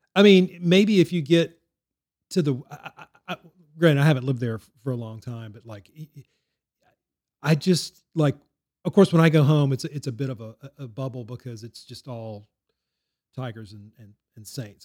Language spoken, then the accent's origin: English; Baton Rouge, Louisiana, United States; I grew up in Baton Rouge and went to L S U games